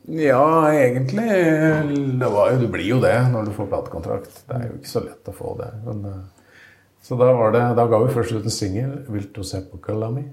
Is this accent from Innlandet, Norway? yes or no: yes; Toten, Innlandet, Norway; also born or lived in Trøndelag; Så jeg kom hit for 52 år siden, så jeg er jo egentlig totning.